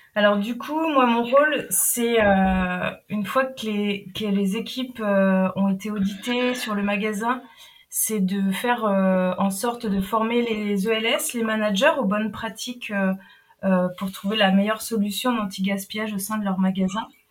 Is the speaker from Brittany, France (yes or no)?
yes; Brittany, France; now in Nantes, France; je suis bretonne basé à mm. Nantes actuellement.